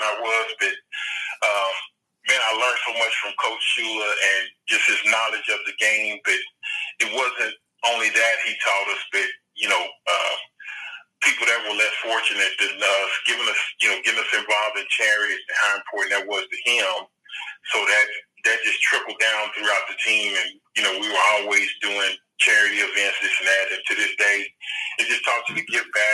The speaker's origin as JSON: {"language": "English", "town": "Dallas", "region": "Texas", "country": "United States", "tie": "born or raised there", "moved": "yes", "said": "I grew up in Dallas as a kid, big Cowboy fan"}